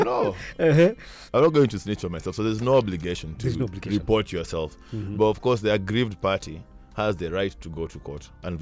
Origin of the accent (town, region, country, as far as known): Kenya